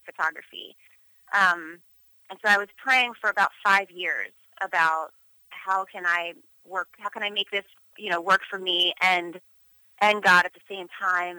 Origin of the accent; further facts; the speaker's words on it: Philadelphia, Pennsylvania, United States; moved away as an adult; also born or lived in Los Angeles; born and raised in Philadelphia, Pennsylvania.